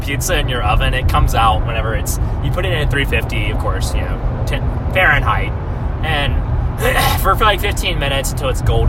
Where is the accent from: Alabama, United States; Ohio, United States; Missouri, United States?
Alabama, United States; I'm from Alabama, and I've been to New York once.